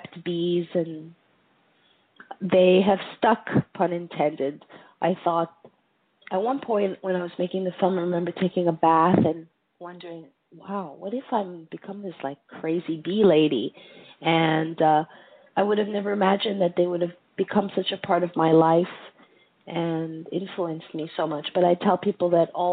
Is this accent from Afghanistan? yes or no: no; Montreal, Quebec, Canada; moved away; also born or lived in United States / Greece; I grew up in Montreal, which is not America